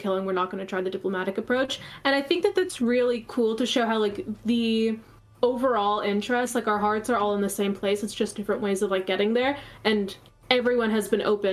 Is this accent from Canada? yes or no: yes; Canada; I'm Canadian